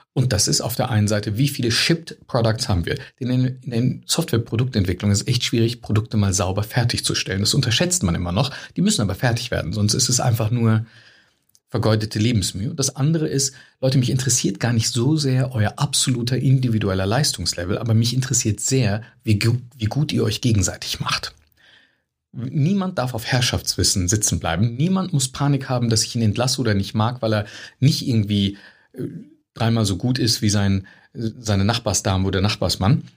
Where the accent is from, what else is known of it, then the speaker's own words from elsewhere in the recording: East Westphalia-Lippe, near Bielefeld, Herford, North Rhine-Westphalia, Germany; moved away; ich komme ursprünglich aus Westfalen, aus Ostwestfalen-Lippe heißt das, aus der Nähe von Bielefeld, Herford